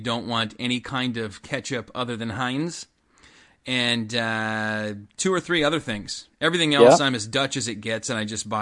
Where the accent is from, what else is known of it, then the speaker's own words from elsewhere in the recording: Canada; We're organic Canadian.